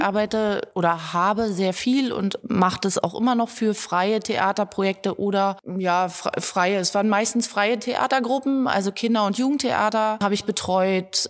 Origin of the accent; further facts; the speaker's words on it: Germany; Ich komme aus dem Harz und da ist die äh, Jodeltradition eben auch verwurzelt